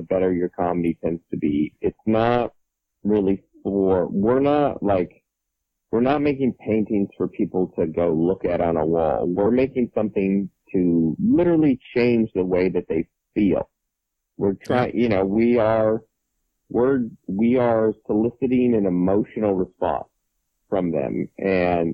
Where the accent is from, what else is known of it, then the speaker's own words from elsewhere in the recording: Seattle, Washington, United States; moved away as an adult; now in San Diego, United States; I was raised in Seattle for the first 27 years there, and now I live in San Diego